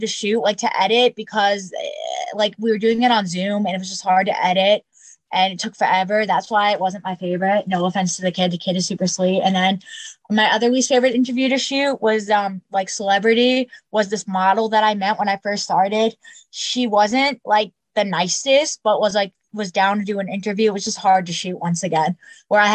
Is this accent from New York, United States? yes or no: yes; Long Island, New York, United States; I'm from Long Island, New York